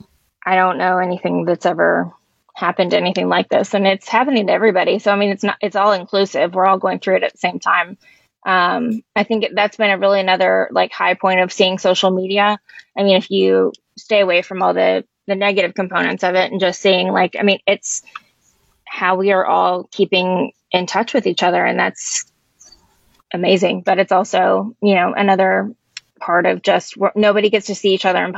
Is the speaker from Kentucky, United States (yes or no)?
yes; Louisville, Kentucky, United States; born or raised there; also born or lived in Elizabethtown, Kentucky